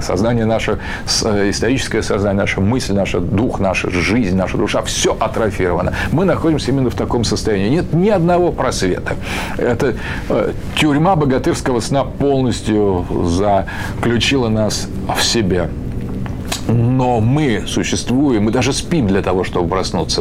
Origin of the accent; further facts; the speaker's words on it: Russia; почему же мы русские